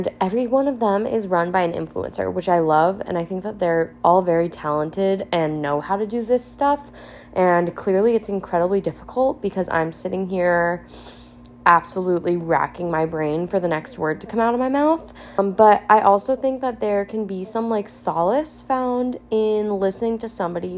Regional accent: New Jersey, United States; moved away; I am originally from New Jersey. Love being from New Jersey, but also will never go back

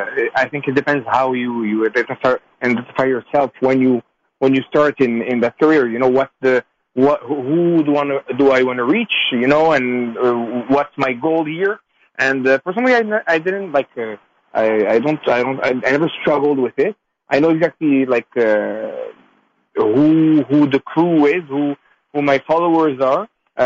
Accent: Canada; the fact that of being Jewish, being of Moroccan descent, being Canadian, there's a lot to use.

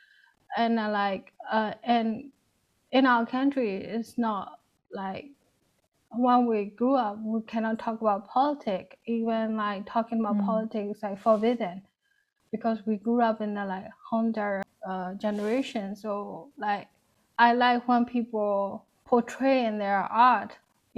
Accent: Yangon, Yangon Region, Myanmar; moved away as an adult; also born or lived in Rakhine State; I grew up in Yangon, which is like a city of our like country

